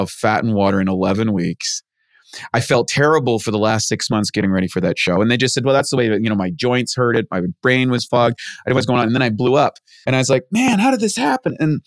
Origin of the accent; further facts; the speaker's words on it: New Brunswick, Canada; I grew up in Canada, rural area, played hockey, all that sort of stuff in a place called New Brunswick next to Maine